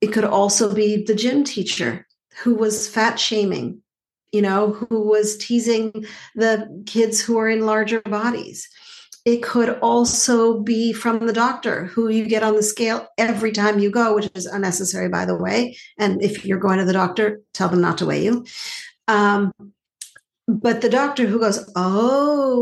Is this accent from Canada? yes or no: yes; Montreal, Quebec, Canada; I grew up in Montreal